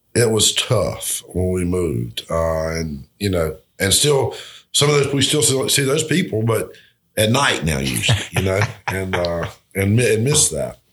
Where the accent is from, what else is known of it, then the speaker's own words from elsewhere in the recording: Albany, United States; my hometown